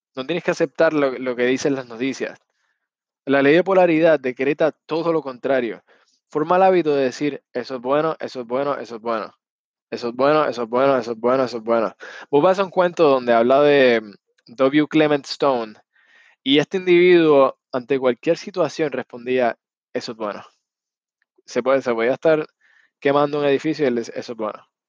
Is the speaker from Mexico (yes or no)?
no; Puerto Rico; Yo soy puertorriqueño